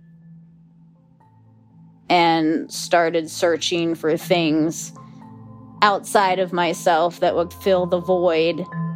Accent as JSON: {"language": "English", "region": "Western Pennsylvania", "country": "United States", "tie": "born or raised there", "moved": "yes", "lives_now": "Florida Keys, United States", "said": "I grew up in Western Pennsylvania on a 30-acre horse farm."}